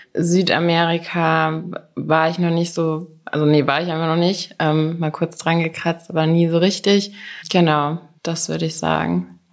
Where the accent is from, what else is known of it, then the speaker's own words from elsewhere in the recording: near Wiesbaden, Hesse, Germany; moved away as an adult; also born or lived in Stade / United States / Berlin; now in Hamburg, Germany; Bin aber nur geboren und bin in Hessen aufgewachsen, hinter Wiesbaden auf einem Dorf.